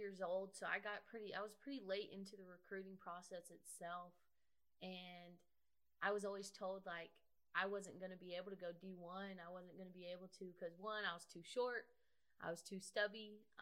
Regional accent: Joshua, Texas, United States; I'm from Joshua, Texas, which is about an hour from Stephenville, closer to the Fort Worth area

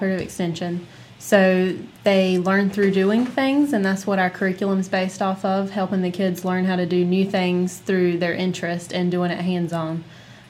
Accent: Jones County, North Carolina, United States; also born or lived in Raleigh, North Carolina; I was born and raised here in Jones County

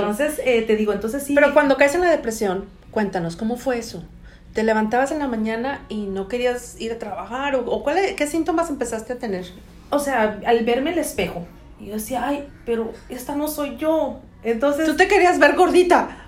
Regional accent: California, United States; moved away as an adult; now in Atlanta, United States; nací en California, em, vivíamos allá con mi madre.

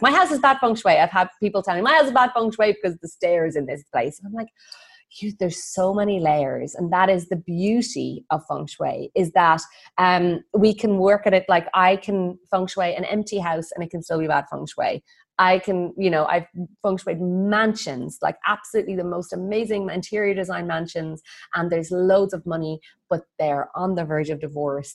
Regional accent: Ireland; moved away as an adult; also born or lived in Bali; I'm Irish.

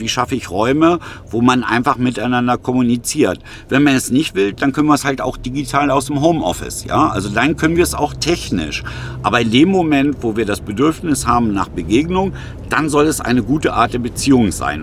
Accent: Germany; uns als Deutsche

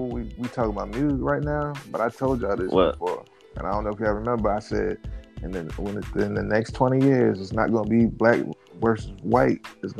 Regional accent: New Jersey, United States; I grew up in Jersey.

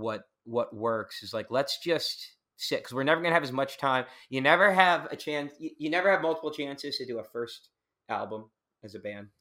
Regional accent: Long Island, New York, United States; moved away; I grew up in the suburbs. I grew up on Long Island, on the, on the border of Queens and Long Island

